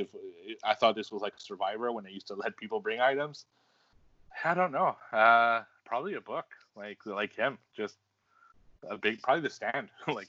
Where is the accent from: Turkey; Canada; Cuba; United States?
Canada; I'm Canadian